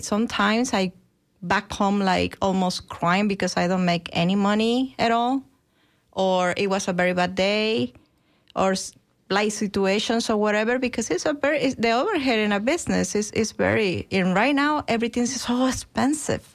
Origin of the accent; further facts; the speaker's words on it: Guadalajara, Jalisco, Mexico; moved away as an adult; now in Tampa, United States; I'm originally from Guadalajara, Mexico